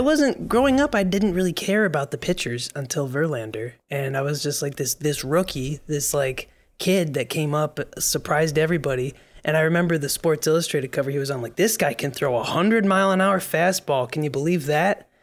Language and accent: English; Michigan, United States; now in New York, United States; we're both from the Great Lakes State. Um, we both grew up Tigers fans.